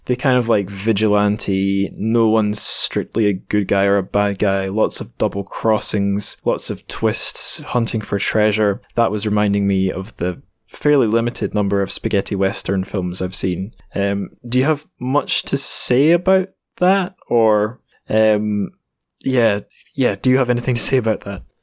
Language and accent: English; Scotland, United Kingdom; growing up in Scotland